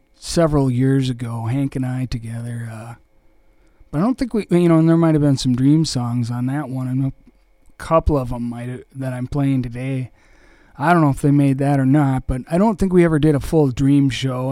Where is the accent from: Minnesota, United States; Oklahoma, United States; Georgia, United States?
Minnesota, United States; Austin; also born or lived in Winona; Austin, my hometown